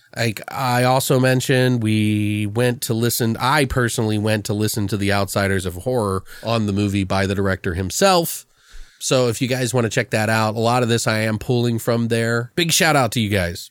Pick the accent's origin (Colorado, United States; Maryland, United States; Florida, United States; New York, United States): Maryland, United States; I'm from Maryland